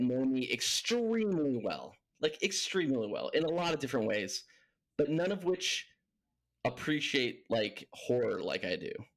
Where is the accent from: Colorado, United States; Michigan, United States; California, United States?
California, United States; Huntington Beach; moved away as an adult; also born or lived in Los Angeles, California; now in Tucson, United States; I grew up in Cali. Um, Huntington Beach is my stomping grounds.